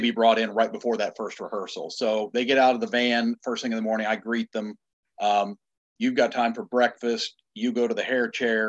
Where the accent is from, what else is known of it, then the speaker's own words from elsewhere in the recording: Illinois, United States; now in Wilmington, United States; I'm from the Midwest. I'm from Illinois